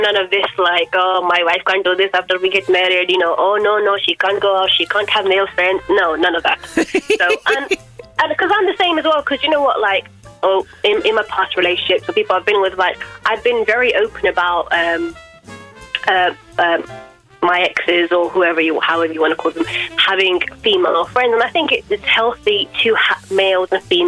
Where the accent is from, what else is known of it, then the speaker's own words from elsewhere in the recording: London, United Kingdom; I'm from Wembley in London